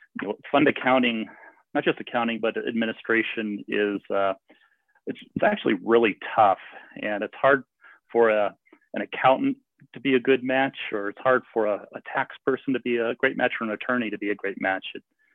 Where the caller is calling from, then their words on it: Eagle, Colorado, United States; also born or lived in Boulder, Colorado; kind of followed Elizabeth to Eagle County in Colorado. So I'm calling you from Eagle, Colorado this morning.